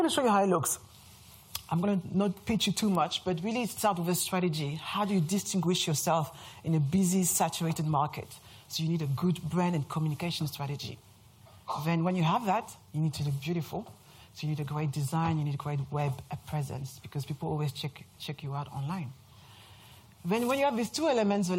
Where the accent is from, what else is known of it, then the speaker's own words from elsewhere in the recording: France; accent: French; English is a second language; moved away as an adult; now in London, United Kingdom; As you can hear from my accent, I'm French